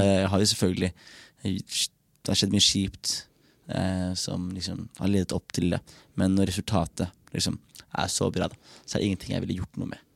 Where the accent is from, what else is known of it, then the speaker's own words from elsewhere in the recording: Norway; jeg er født i Norge og føler meg norsk